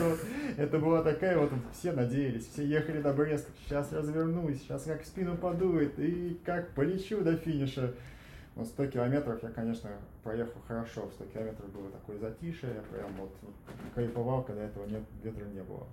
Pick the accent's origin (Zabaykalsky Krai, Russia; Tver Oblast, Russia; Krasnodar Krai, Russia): Tver Oblast, Russia; Tver; я родился в Твери